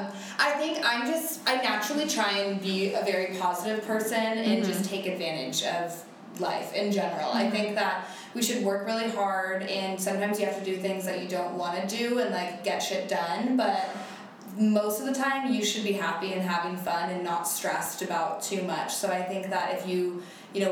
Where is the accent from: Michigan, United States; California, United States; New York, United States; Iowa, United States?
California, United States; Northern; I grew up in NorCal